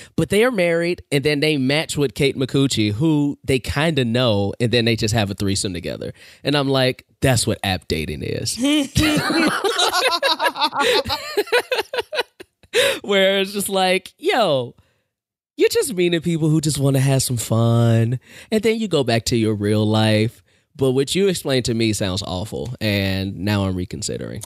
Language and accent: English; Chicago, Illinois, United States; I was born and raised on the South Side.